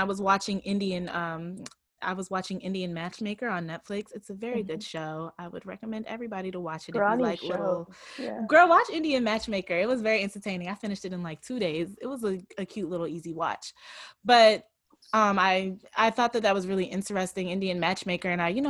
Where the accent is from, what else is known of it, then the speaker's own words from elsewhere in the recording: Nigeria; In Nigeria, like I said, I'm Nigerian.